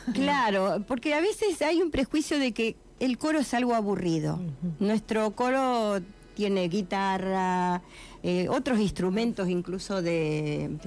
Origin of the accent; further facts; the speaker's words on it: Eduardo Castex, La Pampa, Argentina; Yo siempre canté desde niña. En mi escuela, en mi pueblo, Eduardo Castex, en la escuela primaria